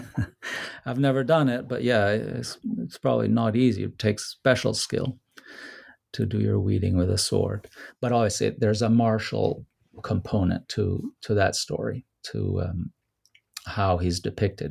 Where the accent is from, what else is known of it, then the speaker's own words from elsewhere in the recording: Rome, Lazio, Italy; Rome, which is my hometown